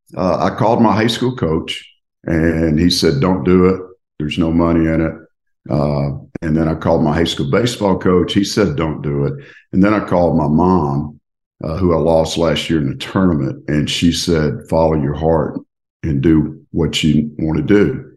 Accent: Tupelo, Mississippi, United States; My father had owned a Lincoln Mercury dealership in Tupelo, Mississippi, my hometown.

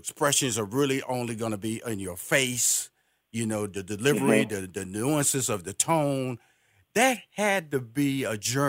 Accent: Houston, Texas, United States; That didn't rhyme with him either because I was from Fifth Ward, Texas.

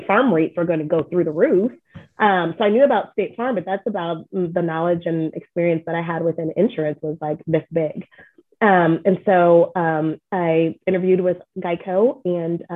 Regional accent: Illinois, United States; I'm from Illinois. And so I went to college, and after college, I graduated and moved home with my parents for a year

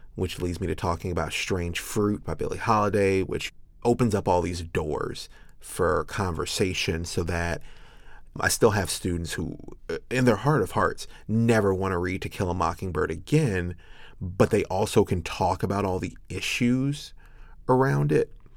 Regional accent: Chicago, Illinois, United States; I'm a Chicago boy through and through

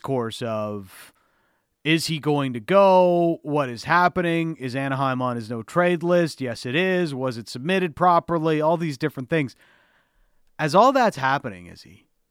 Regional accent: Canada; for a lot of kids growing up in Canada, you know, me coming up in the media business or wanting to be in media when I was a young chap

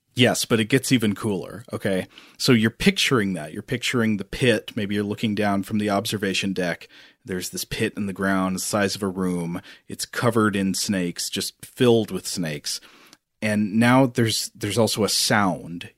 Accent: Tennessee, United States; I grew up in Tennessee

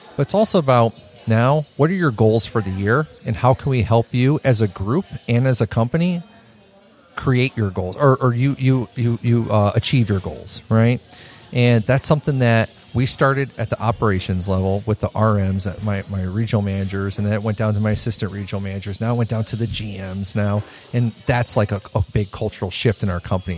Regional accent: Chicago, Illinois, United States; moved away as an adult; I come from Chicago, small mom and pop shop type of place run businesses

